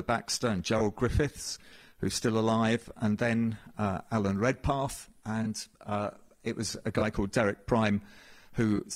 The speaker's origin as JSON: {"language": "English", "town": "Cambridge", "region": "East of England", "country": "United Kingdom", "tie": "born or raised there", "accent": "English", "moved": "yes", "lives_now": "Scotland, United Kingdom", "said": "I was born in Cambridge, where my father was pastoring"}